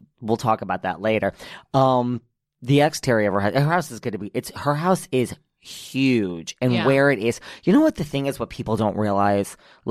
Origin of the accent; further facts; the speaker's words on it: New York, United States; I am such a New Yorker